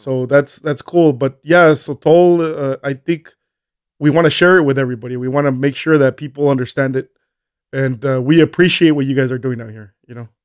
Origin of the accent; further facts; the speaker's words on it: Colonia Juárez, Chihuahua, Mexico; moved away as an adult; also born or lived in El Paso, Texas, United States / Las Cruces, New Mexico, United States / Albuquerque, New Mexico, United States; born in El Paso, Texas. Um, studied, uh, did high school in, in, in, in Colonia Juarez.